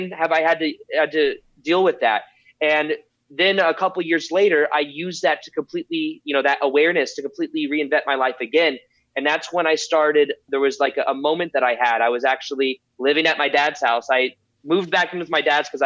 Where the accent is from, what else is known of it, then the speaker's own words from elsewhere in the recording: Las Vegas, Nevada, United States; I was born and raised in Las Vegas